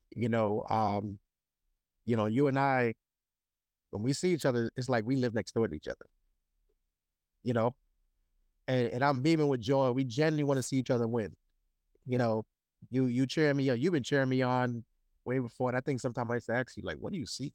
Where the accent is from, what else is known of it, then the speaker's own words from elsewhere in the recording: Brooklyn, New York, United States; I'm from Brooklyn